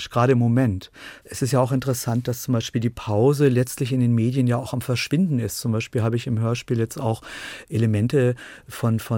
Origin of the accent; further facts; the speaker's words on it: Dresden, Saxony, Germany; Wir haben in Dresden, wir hatten nur ein Fernsehprogramm und konnten das andere.